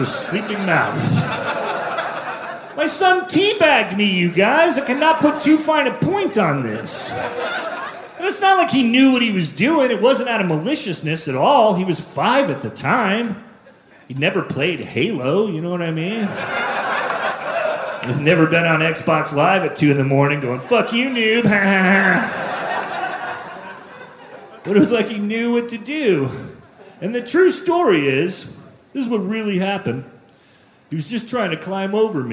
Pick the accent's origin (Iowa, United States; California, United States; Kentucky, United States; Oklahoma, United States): California, United States; also born or lived in Sacramento; I grew up in California